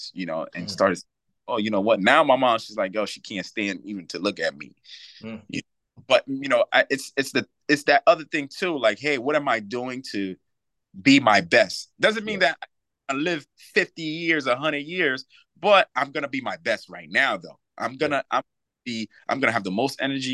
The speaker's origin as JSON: {"language": "English", "region": "New York", "country": "United States", "moved": "yes", "lives_now": "Reading, United States", "said": "I'm from New York. You know, I wanted to be back home in New York"}